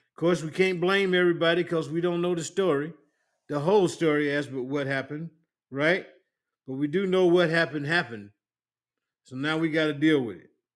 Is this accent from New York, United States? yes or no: no; South Carolina, United States; I'm from South Carolina